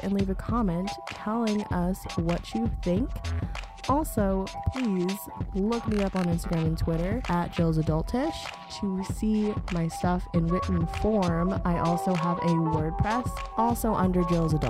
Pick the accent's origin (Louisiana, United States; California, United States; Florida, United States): California, United States; San Diego; moved away; we're both from San Diego